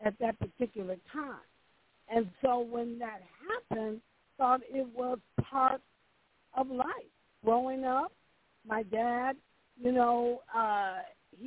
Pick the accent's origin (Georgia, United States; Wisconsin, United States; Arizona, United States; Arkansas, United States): Wisconsin, United States; Milwaukee; also born or lived in Mississippi; now in Dallas, United States; I was actually born in Mississippi, but I grew up in Milwaukee, Wisconsin.